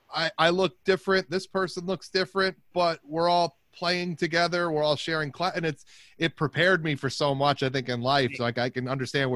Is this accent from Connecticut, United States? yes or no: yes; Middletown, Connecticut, United States; I grew up in Middletown. I, you know, went to Xavier after going to Middletown schools and then went up to Springfield College.